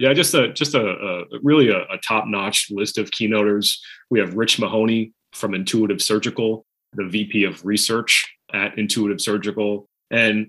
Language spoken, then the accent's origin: English; Boston, Massachusetts, United States; I'm from Boston